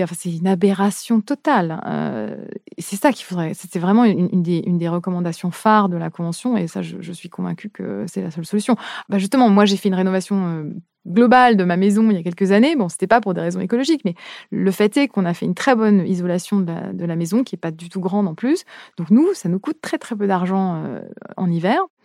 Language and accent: French; France; en tant que française